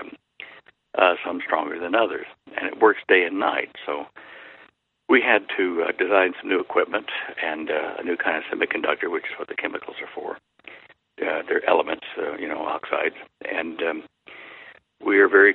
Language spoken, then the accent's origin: English; Dallas, Texas, United States; I grew up in Dallas, and it was Big D, little A, double L-A-S, Dallas